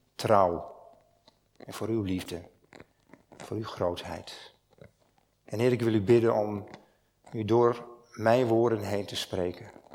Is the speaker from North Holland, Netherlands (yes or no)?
no; Stiens, Friesland, Netherlands; Ik kom uit Stiens